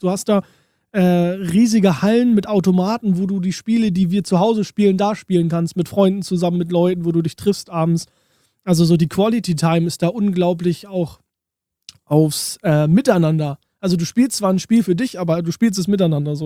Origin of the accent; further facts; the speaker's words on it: Germany; bei uns in Deutschland